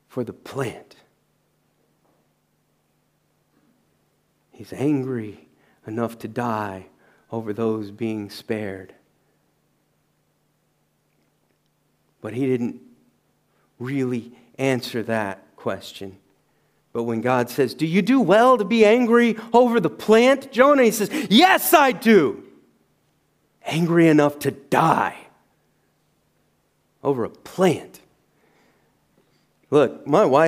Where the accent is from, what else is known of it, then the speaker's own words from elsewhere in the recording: the South, United States; I'm from the South in the U.S.